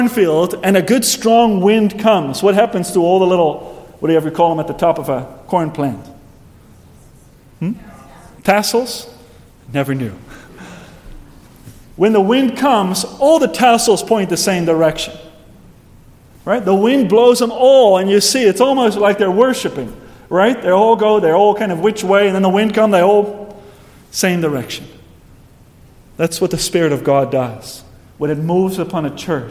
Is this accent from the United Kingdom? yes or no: no; Netherlands; moved away; back in my hometown in Heerden.